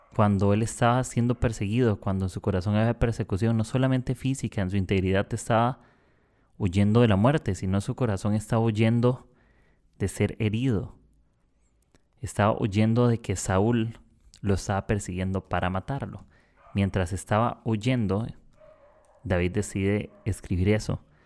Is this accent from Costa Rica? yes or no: yes; Costa Rica; moved away as an adult; now in Lima, Peru; Soy de Costa Rica, del país pura vida